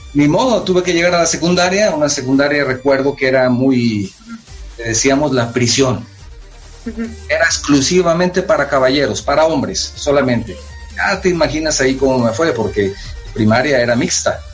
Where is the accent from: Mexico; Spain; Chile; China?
Mexico; Guadalajara, Jalisco; Tapatío de nacimiento. Así nos dicen a los que nacimos en Guadalajara.